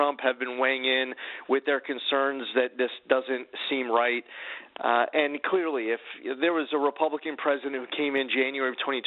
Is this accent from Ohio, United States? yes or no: no; New York, United States; As a New Yorker